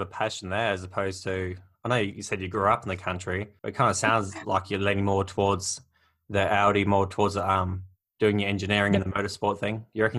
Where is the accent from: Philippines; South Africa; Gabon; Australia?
Australia; Dwellingup, Western Australia; also born or lived in Fremantle; I grew up in Dwelling Up, so we had like 363 people or something like that.